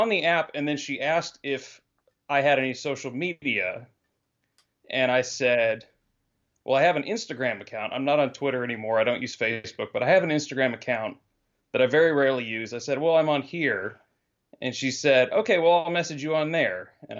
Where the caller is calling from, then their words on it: Texas, United States; from Texas.